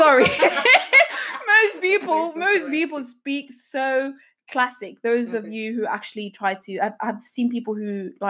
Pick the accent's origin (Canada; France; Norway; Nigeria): Norway; Elverum, Innlandet; born there; also born or lived in Egypt; I was born in Norway. I was born in a little town called Elverum. It's in the southern part of Norway, actually.